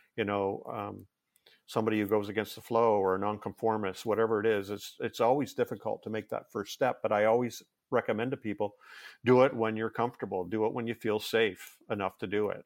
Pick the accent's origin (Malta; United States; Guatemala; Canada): Canada; I'm Canadian